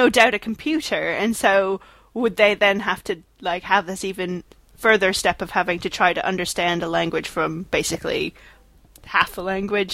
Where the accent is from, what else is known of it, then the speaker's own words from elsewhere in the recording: Canada; I'm Canadian